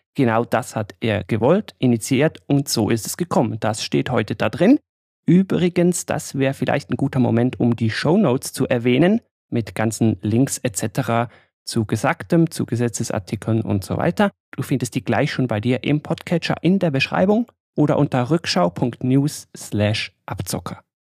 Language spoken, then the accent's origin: German; Switzerland; als Schweizer